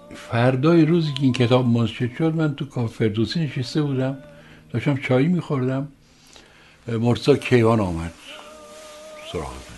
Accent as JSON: {"language": "Persian", "town": "Rasht", "region": "Gilan", "country": "Iran", "tie": "born or raised there", "moved": "yes", "lives_now": "Tehran, Iran", "said": "من در شهری بزرگ شدم که شهر روشنفکری سیاسی بود"}